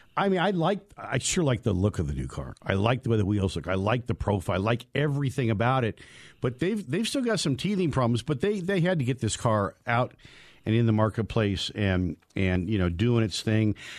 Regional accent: United States; now in Colorado, United States; where I grew up in Lake Tahoe in the Sierra Cement

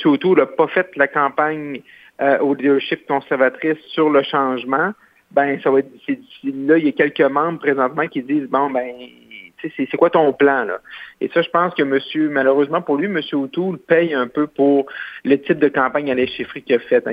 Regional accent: Roberval, Quebec, Canada; c'est mon patelin chez moi où je suis né, qui est Robert Val

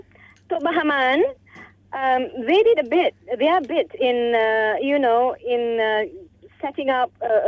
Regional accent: East Coast, Malaysia; I come from the East Coast

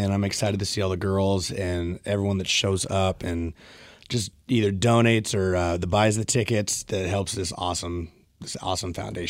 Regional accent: Maple Valley, Washington, United States; also born or lived in Spanaway, Washington; I am originally from Maple Valley. So it's the nice rural part. I mean, it's not a big city. It's small town, small town.

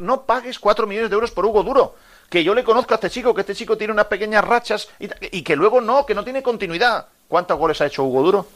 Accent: Águilas, Region of Murcia, Spain; moved away as an adult; now in Valencia, Spain; yo soy de Águilas, de la provincia de, de Murcia, aunque llevo aquí 32 años

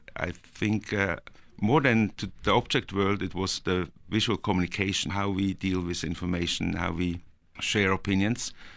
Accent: Norway; also born or lived in Switzerland; now in Zurich, Switzerland; I was born in Norway and I was, uh, raised there

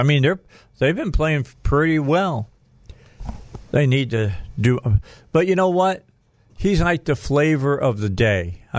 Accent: Northwest Indiana, United States; moved away; I grew up in Northwest Indiana

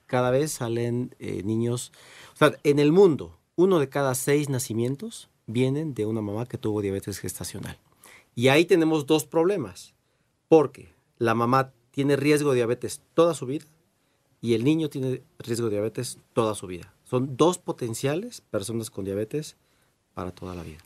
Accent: Mexico

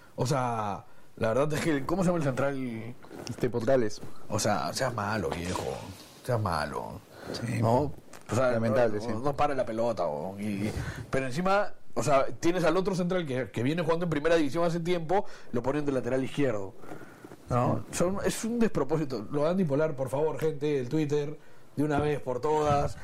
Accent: Peru; pocas veces se nos presenta a los peruanos una situación favorable

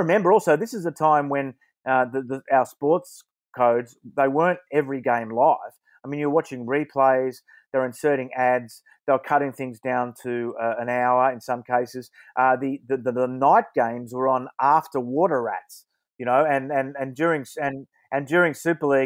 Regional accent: Wollongong, New South Wales, Australia; I'm from Wollongong, I always say it's not in Sydney

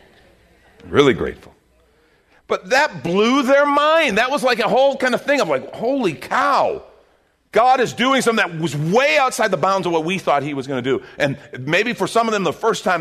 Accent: United States; as an American

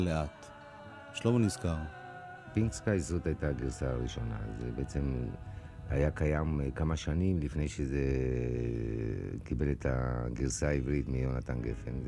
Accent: Argentina; first language Spanish; Hebrew is a second language; now in Israel; מספרדית, שזאת שפת האם שלי, והשורשים המוזיקליים שלי זה משם, מארגנטינה

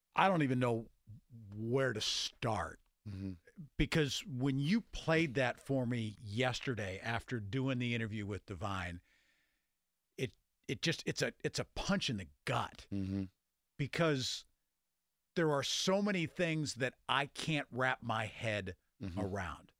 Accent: Grove City, Pennsylvania, United States; moved away as an adult; also born or lived in Ohio / Michigan / North Carolina / West Virginia; You know, I grew up in Mercer County. So yeah. I grew up in rural part of Western Pennsylvania

